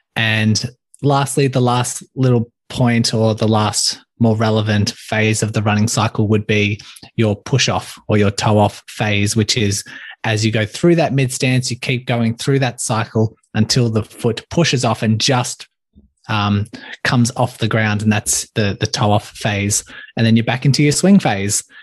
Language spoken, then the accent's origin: English; Melbourne, Victoria, Australia; born or raised there